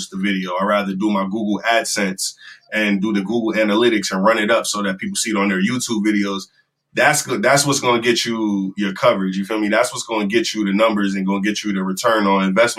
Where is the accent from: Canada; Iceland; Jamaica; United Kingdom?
Jamaica; I'm Jamaican